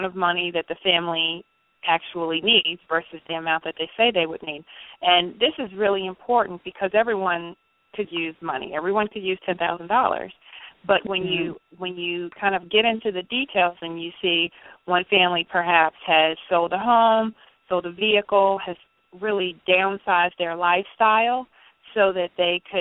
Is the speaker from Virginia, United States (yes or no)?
yes; Richmond, Virginia, United States; I'm from Richmond, Virginia